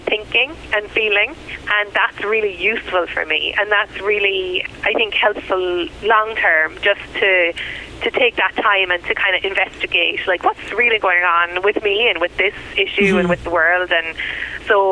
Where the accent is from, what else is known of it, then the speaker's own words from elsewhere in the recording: Ireland; moved away as an adult; now in United States; I'm a white immigrant and that I'm from Europe